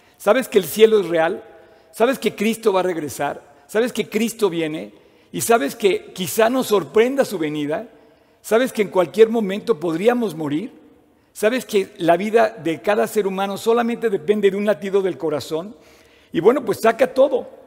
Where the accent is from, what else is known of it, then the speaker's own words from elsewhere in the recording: Mexico; nací en México